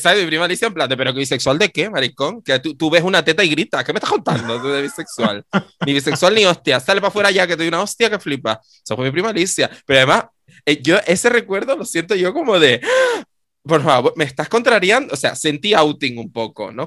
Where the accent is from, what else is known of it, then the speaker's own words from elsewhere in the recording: Canary Islands, Spain; yo estudié eh, mm, en mi pueblo de toda la vida, mi querido Deje